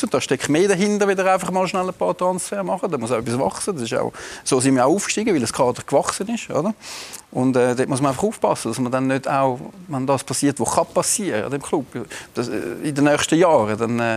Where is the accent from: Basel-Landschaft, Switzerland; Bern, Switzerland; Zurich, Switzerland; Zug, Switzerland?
Zurich, Switzerland; Winterthur; wir sind Winterthur und wir sind Winterthurer und, äh, und das ist unsere Kultur und das gehört zu uns.